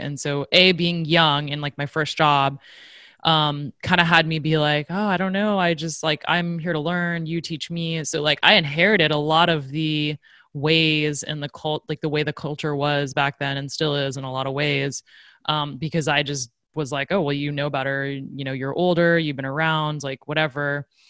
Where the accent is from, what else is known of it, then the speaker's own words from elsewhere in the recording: Silicon Valley, California, United States; growing up in Silicon Valley